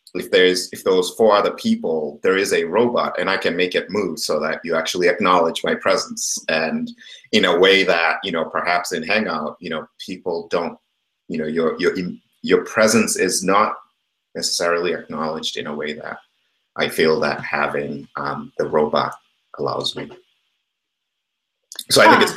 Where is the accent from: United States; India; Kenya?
Kenya; moved away; I grew up in Kenya